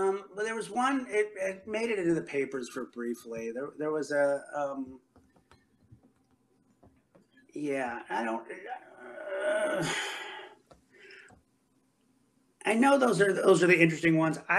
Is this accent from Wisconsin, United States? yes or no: no; Chicago, Illinois, United States; we're from Chicago